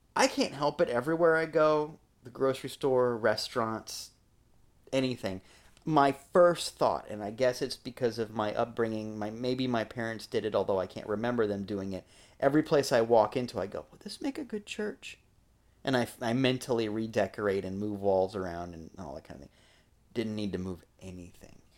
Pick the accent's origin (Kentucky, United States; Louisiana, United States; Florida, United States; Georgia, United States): Florida, United States; growing up in Florida